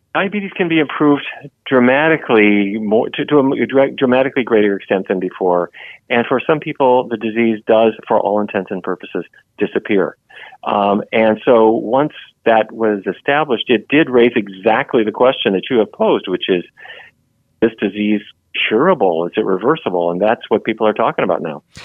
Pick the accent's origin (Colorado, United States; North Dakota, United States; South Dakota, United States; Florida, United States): North Dakota, United States; Fargo; I grew up in Fargo, North Dakota